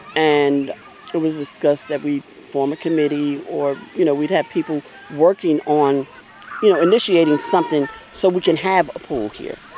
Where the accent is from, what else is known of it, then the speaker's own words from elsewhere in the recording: New Jersey, United States; now in Baldwin County, Georgia, United States; I'm from New Jersey. And, um, when I was younger, the fire department used to come around and open up fire hydrants.